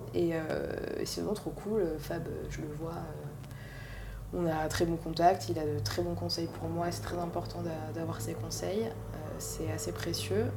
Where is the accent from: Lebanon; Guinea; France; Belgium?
France; Paris, Île-de-France; je suis née à Paris, j'ai grandi à Paris, dans, le, enfin, dans 11e